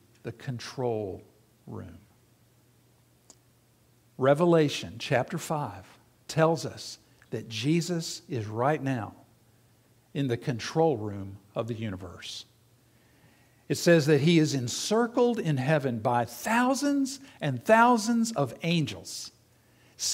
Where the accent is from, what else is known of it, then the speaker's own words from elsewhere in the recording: South Carolina, United States; my dad owned and operated a radio station in the town that I grew up in South Carolina.